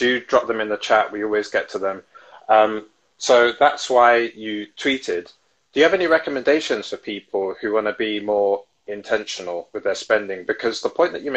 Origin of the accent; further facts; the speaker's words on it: London, United Kingdom; I come from South London